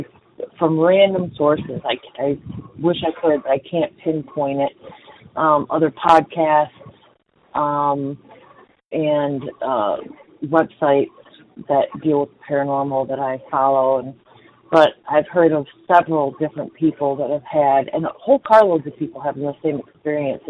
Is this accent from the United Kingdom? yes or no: no; Florida, United States; I'm from Florida.